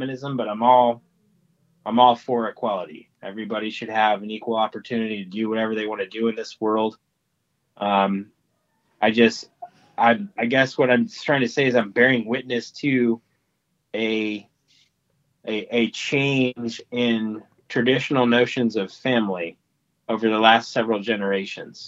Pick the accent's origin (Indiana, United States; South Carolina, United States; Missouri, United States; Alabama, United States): Indiana, United States; Midwest; I grew up in the Midwest with traditional values